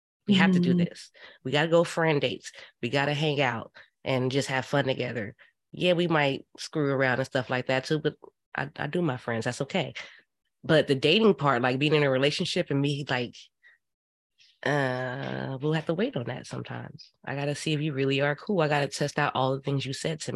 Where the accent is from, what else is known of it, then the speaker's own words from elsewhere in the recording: Indiana, United States; I'm from Indiana